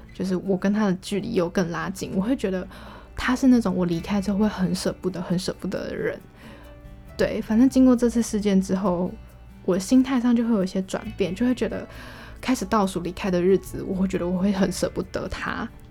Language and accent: Chinese; Taiwan; 我们台湾人算是蛮晚走的